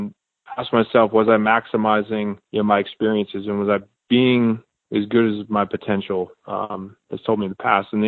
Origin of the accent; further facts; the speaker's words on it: Connecticut, United States; moved away as an adult; also born or lived in Virginia; I grew up in Connecticut in a very small town